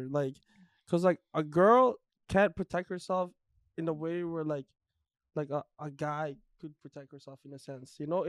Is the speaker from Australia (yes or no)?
no; Canada; we grew up in Canada